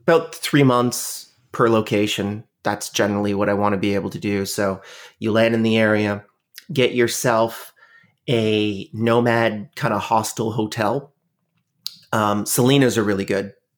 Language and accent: English; Canada; Canada, which is where I'm from. I'm Canadian